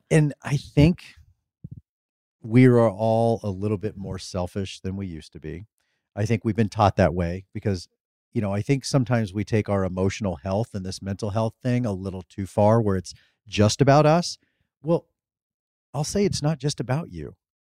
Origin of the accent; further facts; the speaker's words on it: Midwest, United States; we grew up in the Midwest